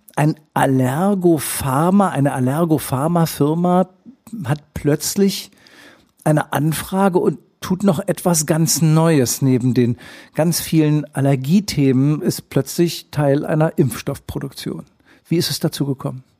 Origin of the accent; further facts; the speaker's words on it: Schleswig-Holstein, Germany; wir Schleswig-Holsteiner